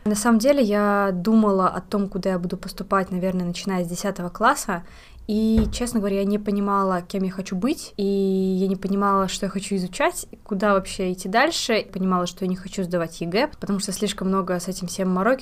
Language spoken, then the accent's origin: Russian; Saint Petersburg, Russia; moved away as an adult; now in Finland; Я вообще родом из Санкт-Петербурга, переехала сюда, поступив в университет после 11 класса